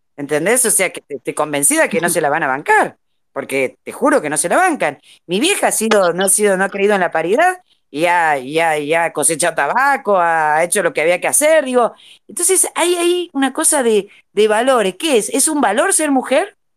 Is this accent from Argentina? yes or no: yes; Jujuy, Argentina; a mí me faltan todas las S, chicos, porque yo soy jujeña y no, no, no pronuncio una S